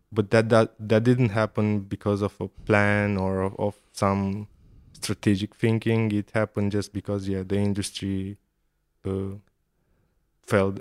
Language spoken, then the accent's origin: English; Ploiești, Prahova, Romania; I grew up in Ploiești, which is the oil and gas capital of Romania